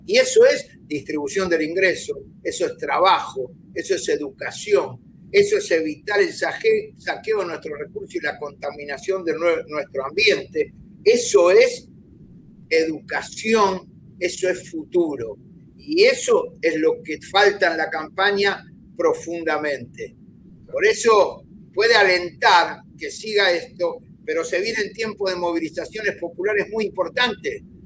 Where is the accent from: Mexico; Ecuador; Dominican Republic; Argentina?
Argentina